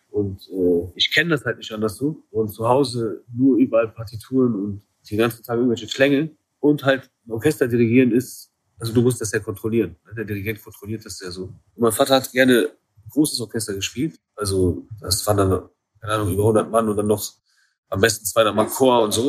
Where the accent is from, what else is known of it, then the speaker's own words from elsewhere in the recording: Iran; aus meiner Kultur, da wo ich herkomme